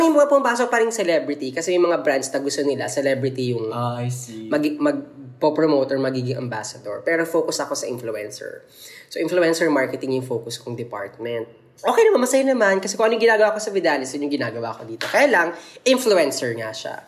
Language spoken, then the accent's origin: Tagalog; Makati, Metro Manila, Philippines; taga Makati ako